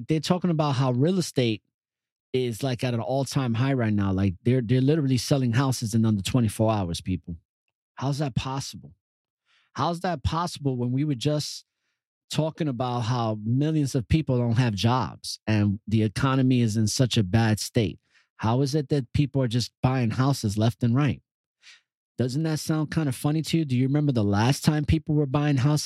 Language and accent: English; New York City, New York, United States; also born or lived in Yonkers / New Windsor; growing up in New York City